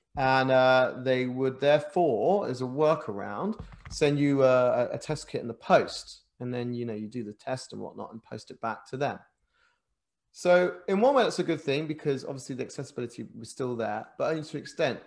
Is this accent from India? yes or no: no; England, United Kingdom; also born or lived in Japan; an Englishman